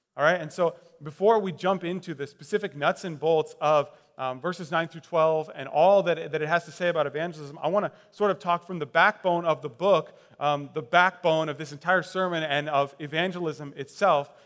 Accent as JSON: {"language": "English", "town": "Westfield", "region": "Indiana", "country": "United States", "tie": "born or raised there", "said": "I grew up in Westfield, Indiana."}